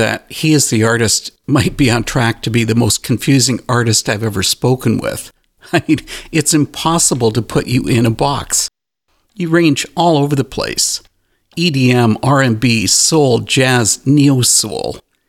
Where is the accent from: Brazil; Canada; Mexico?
Canada; I'm a Canadian